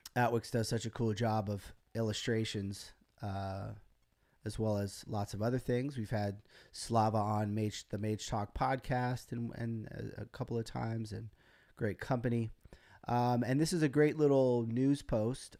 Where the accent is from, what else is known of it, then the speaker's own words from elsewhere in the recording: United States; as an American